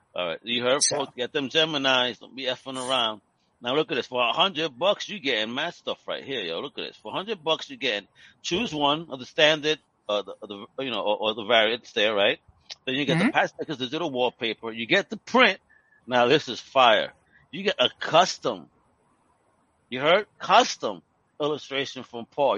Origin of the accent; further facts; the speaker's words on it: New York City, New York, United States; grew up in New York. That was my Times Square, dirty, grimy